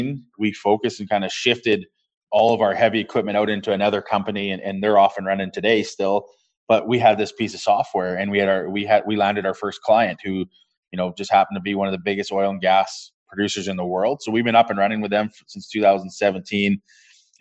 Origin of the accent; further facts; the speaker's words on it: Cold Lake, Alberta, Canada; now in Edmonton, Canada; I grew up in a small town northeast, 3 hours northeast of Edmonton called Cold Lake, Alberta